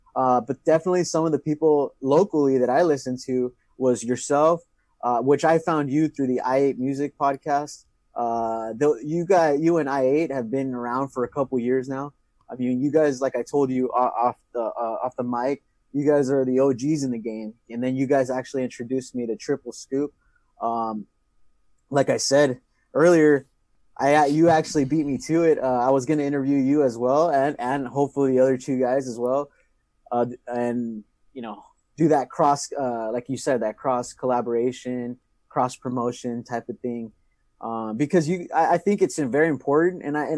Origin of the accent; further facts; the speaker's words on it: San Diego, California, United States; also born or lived in Imperial Valley; I'm an Imperial High School alumni. Shout out to the IHS. I did grow up some part of my life in San Diego.